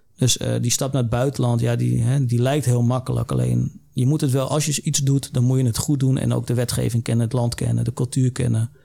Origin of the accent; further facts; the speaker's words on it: Netherlands; wij als Nederlander